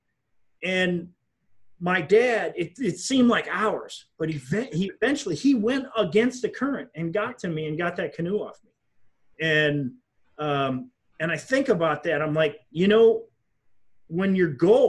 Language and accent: English; Wisconsin, United States; I come from Wisconsin